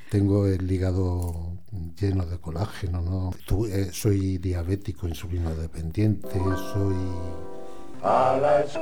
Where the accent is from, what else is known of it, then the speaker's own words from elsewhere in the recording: Alicante, Valencian Community, Spain; born there; moved away as an adult; now in Madrid, Spain; nací en Alicante en el año 1959. Soy seropositivo desde que tenía 26 años. Cuando vine a vivir a Madrid, llevo seis años en Madrid